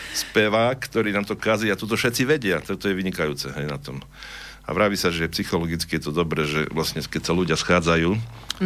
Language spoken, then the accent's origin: Slovak; Prešov, Prešov Region, Slovakia; accent: eastern Slovak; moved away as an adult; also born or lived in Horehronie; now in Banská Bystrica, Slovakia; Ja som sa narodil, teda, ak som vravil, v Prešove, vyrastol som tam, vyštudoval strednú školu